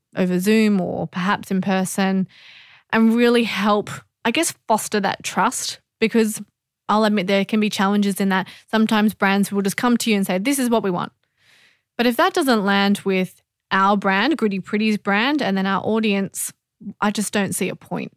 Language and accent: English; Australia; being Australian